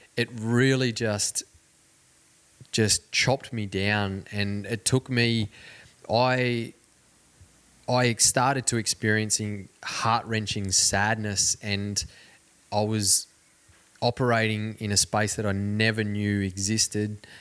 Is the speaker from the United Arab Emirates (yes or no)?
no; Cobar, New South Wales, Australia; My growing up in Cobar, where I mentioned before, it's a very small community